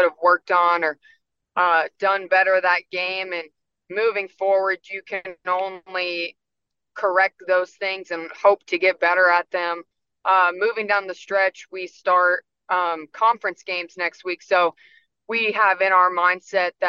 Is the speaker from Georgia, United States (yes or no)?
yes; Acworth, Georgia, United States; I grew up in Acworth right down the road. So I'm from the area